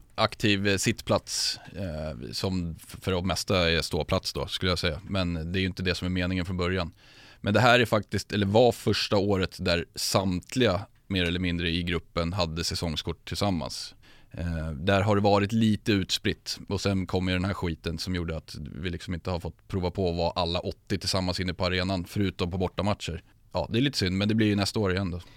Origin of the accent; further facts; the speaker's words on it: Sundbyberg, Stockholm County, Sweden; född och uppvuxen i Sumpan, djurgårdare sedan födsel